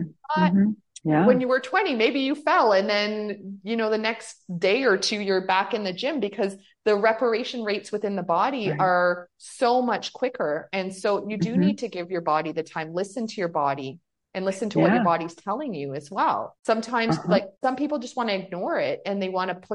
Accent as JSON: {"language": "English", "country": "Canada", "said": "we're from Canada"}